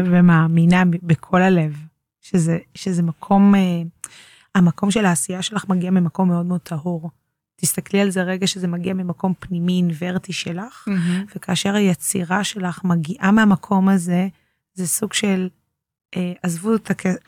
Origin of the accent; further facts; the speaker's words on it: Tel Aviv, Tel Aviv District, Israel; גדלתי כל החיים בתל אביב, בשמריהו לוין.